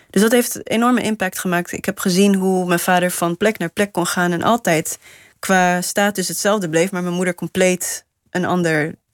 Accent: Namibia; now in Netherlands; als je net nieuw bent, dan zeg je... ja, ik kom uit Namibië. Maar als je er twintig jaar later nog steeds woont... Eh, dan denk je, ja, ik ben, ik ben gewoon van hier.

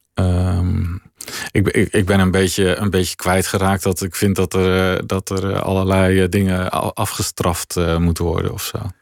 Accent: Veluwe, Gelderland, Netherlands; wij woonden in mijn jonge jaren op de Veluwe

